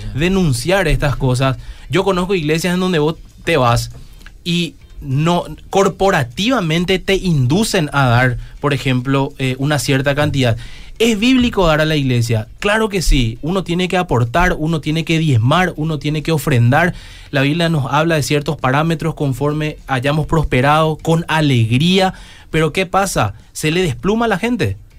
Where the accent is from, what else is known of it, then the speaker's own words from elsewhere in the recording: Coronel Oviedo, Caaguazú, Paraguay; yo soy de Coronel Oviedo